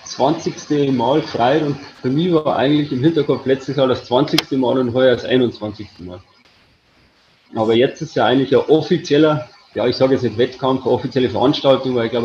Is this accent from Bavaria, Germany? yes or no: yes; Ingolstadt, Bavaria, Germany; bei bin gebürtig Ingolstädter, das ist meine Heimat.